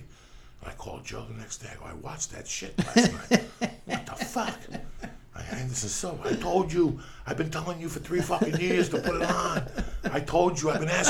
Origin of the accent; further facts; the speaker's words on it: Cuba; now in United States; And I also, when I came from Cuba, I joined up in martial arts.